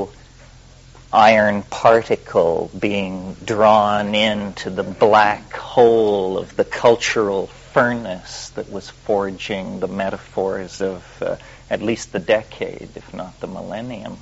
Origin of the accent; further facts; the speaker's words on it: Western Colorado, United States; I was raised in the Midwest, in Western Colorado, in the Sputnik era